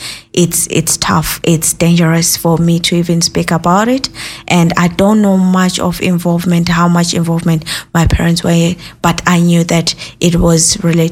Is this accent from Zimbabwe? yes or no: yes; Zimbabwe; moved away as an adult; now in Ireland; I'm originally from Zimbabwe, and I was raised by in a Christian background